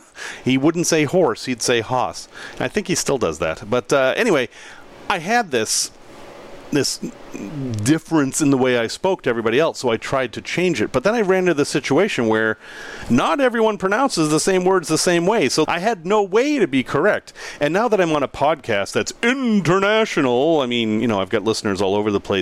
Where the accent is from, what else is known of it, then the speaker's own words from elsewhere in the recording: Boston, Massachusetts, United States; accent: Boston; So, I grew up in Boston. And in Boston, we have an accent, and it's a fairly strong accent. And I grew out of it as I moved out of the area and actually worked at changing the way I speak.